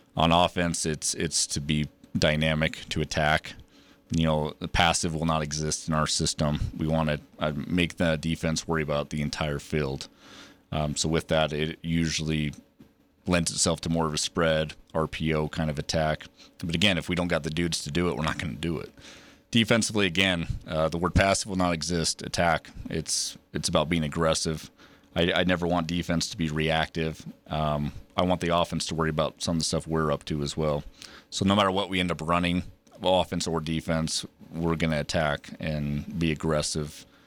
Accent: Preston, Idaho, United States; moved away as an adult; also born or lived in Big Piney, Wyoming; I grew up in Preston, so obviously just north, um, in Idaho.

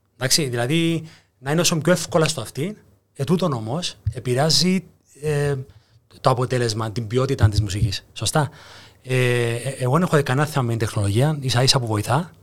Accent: Cyprus; also born or lived in Greece; επέστρεψα πάνω Κύπρο

